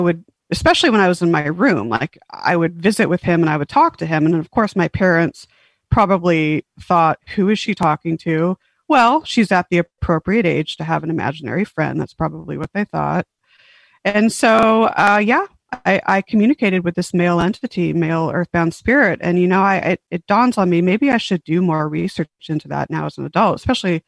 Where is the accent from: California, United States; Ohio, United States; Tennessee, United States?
California, United States; San Diego; born or raised there; also born or lived in Huntington Beach, California / Las Vegas, Nevada